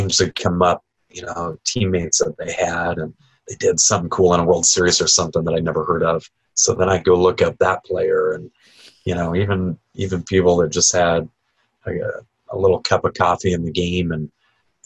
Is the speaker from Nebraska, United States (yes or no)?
yes; Nebraska, United States; now in Southwest Florida, United States; Growing up in the Midwest, I grew up in Nebraska